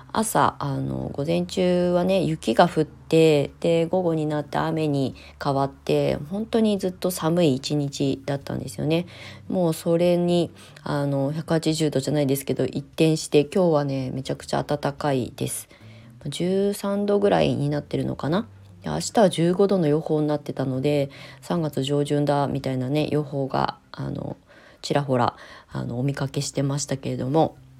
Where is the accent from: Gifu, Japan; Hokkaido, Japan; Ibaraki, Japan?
Ibaraki, Japan; hometown with the Nichido Museum of Art; moved away as an adult; そういうところで生まれ育った